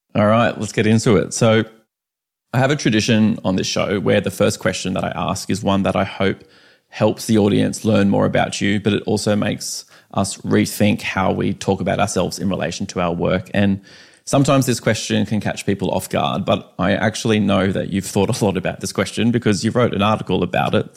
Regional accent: Canberra, Australian Capital Territory, Australia; we both grew up in Canberra

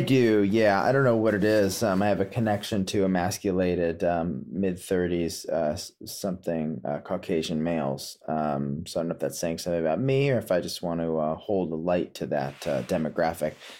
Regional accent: Potomac, Maryland, United States; moved away; also born or lived in Woodstock, New York / California; growing up in Potomac, Maryland

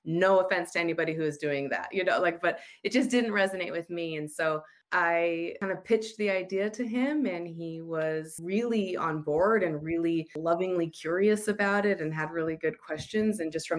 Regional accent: United States; moved away as an adult; also born or lived in Utah; now in Australia; I'm married to Brent, who is Australian, and I'm American, and we have a little one who is 5 years old named Zoomer, and we're currently living in Australia, even though we've spent most of our time in Utah in the United States.

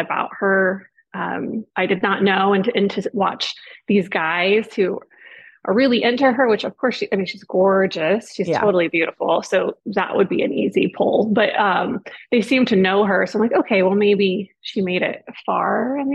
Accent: near Springfield, Missouri, United States; Springfield, Missouri, because it was kind of close to my hometown

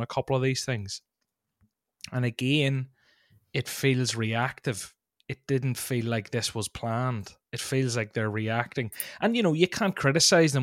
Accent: Ireland; as an Irishman

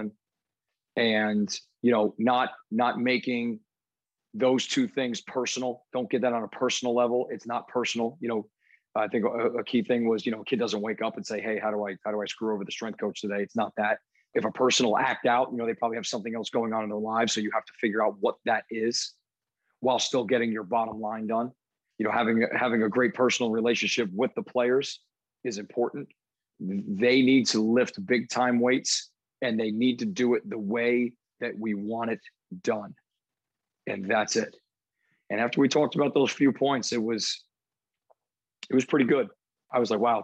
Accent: New Jersey, United States; moved away; where I grew up in New Jersey

